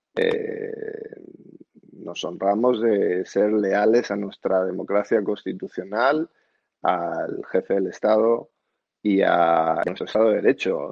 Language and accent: Spanish; Madrid, Community of Madrid, Spain; yo como judío madrileño